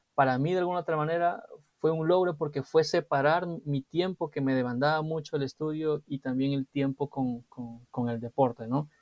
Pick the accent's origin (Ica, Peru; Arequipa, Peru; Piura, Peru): Ica, Peru; Chincha Alta; moved away; yo soy de Chincha, del sur del país, y, siempre en las vacaciones era venir a Lima